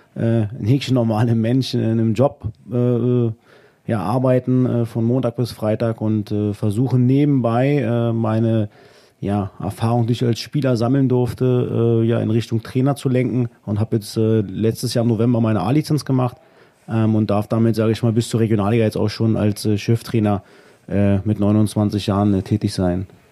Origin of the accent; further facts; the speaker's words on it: Wolfenbüttel, Lower Saxony, Germany; in meinem ja, Heimatdorf, da wo ich groß geworden bin und äh, ja, mein Vater heute noch wohnt, mhm. äh, nach Großstöckheim